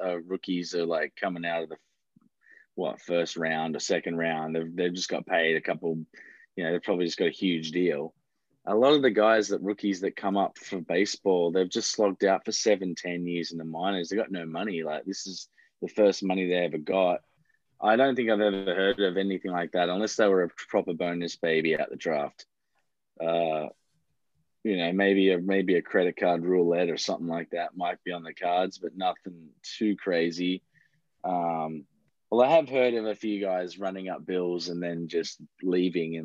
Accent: Australia; also born or lived in United States

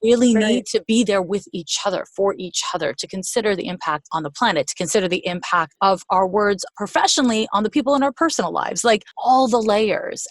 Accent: Montreal, Quebec, Canada; moved away as an adult; now in United States; I'm from Montreal, Quebec. I've been in the US for like 25 years

